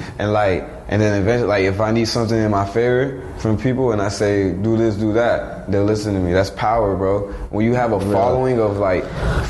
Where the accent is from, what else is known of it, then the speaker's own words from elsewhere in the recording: Miami, Florida, United States; where I'm from Miami.